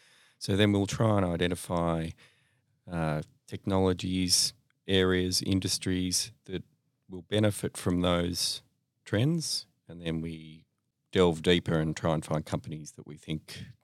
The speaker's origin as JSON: {"language": "English", "town": "Melbourne", "region": "Victoria", "country": "Australia", "tie": "born or raised there", "said": "From Melbourne, born and bred here."}